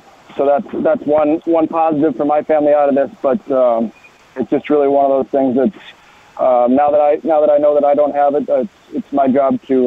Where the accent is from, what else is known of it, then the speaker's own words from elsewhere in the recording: Wisconsin, United States; I grew up in Wisconsin